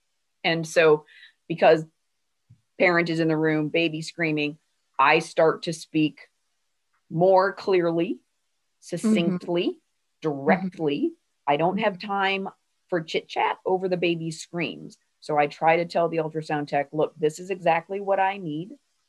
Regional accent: Ireland; This is not yelling. I'm Irish. You will know if I am yelling.

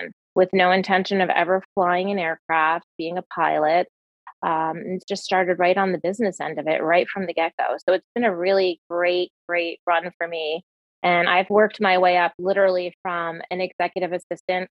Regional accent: New Jersey, United States; moved away as an adult; now in Cave Creek, United States; born and raised in New Jersey

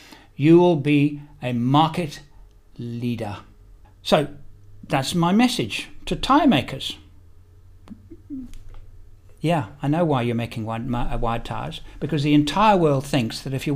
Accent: South Africa; moved away as an adult; also born or lived in England / United Kingdom; now in Perth, Australia; I'm actually English born. I spent 38 years living in South Africa

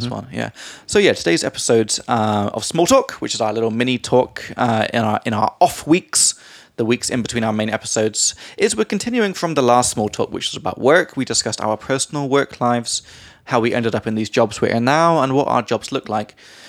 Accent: England, United Kingdom; from England.

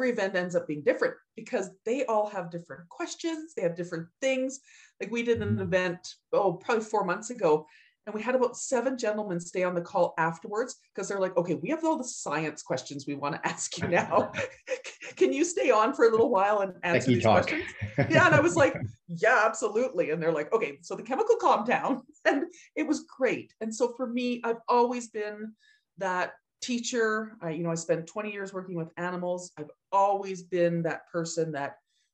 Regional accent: Edmonton, Alberta, Canada; And I was living in Edmonton. I was going to the University of Alberta

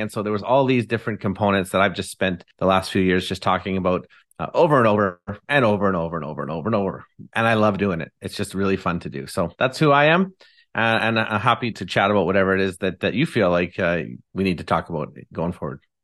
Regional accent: Abbotsford, British Columbia, Canada; I'm from Abbotsford, British Columbia, and live here with my lovely wife, Haley

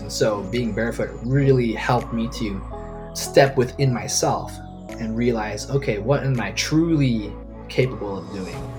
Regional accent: Hong Kong; now in Hawaii, United States; I was born and raised in Hong Kong. Uh, grew up in the city

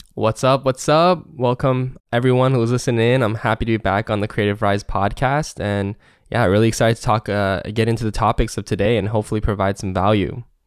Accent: Seattle, Washington, United States; Seattle, Washington.

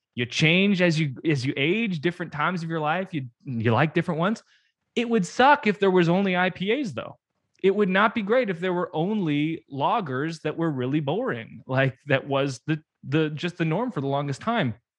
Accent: Canada; I'm Canadian

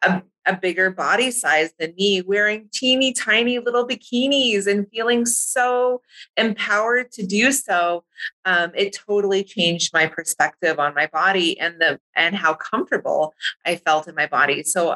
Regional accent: California, United States; moved away as an adult; now in Hawaii, United States; I grew up in California

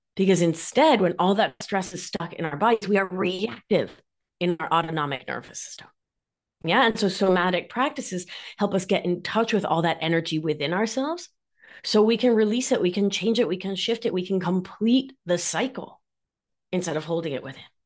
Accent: Mar del Plata, Buenos Aires Province, Argentina; accent: Argentine; now in New York, United States; I am, if you can't tell from my accent, Argentine. I'm from Mar del Plata, which is about four hours south of Buenos Aires.

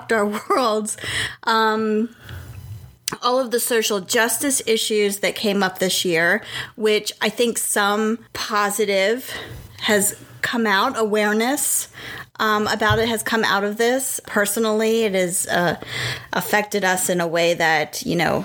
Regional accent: Pennsylvania, United States; now in Raleigh, United States; we are originally from Pennsylvania. That's where all our family is

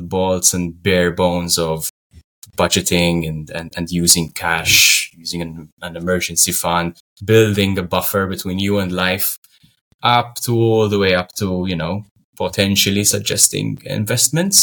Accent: Malta; Malta is a sunny Mediterranean island just below Italy. And we speak we speak in English and Maltese, which is our language that resembles Arabic

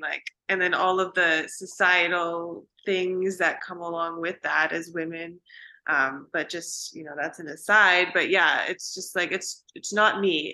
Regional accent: Vancouver, British Columbia, Canada; moved away as an adult; also born or lived in Pacific Northwest; now in Austin, United States; I am from Vancouver, British Columbia in Canada

